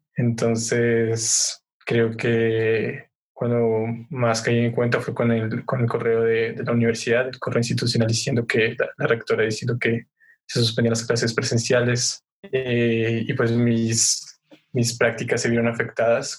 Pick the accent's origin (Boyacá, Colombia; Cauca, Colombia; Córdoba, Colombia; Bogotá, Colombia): Boyacá, Colombia; Sogamoso; Sogamoso, que es de donde soy